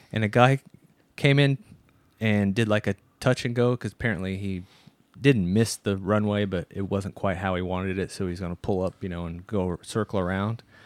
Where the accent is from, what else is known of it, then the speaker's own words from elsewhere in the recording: Midwest, United States; we're from the Midwest. So people from the United States, from the Midwest, we're used to seeing cows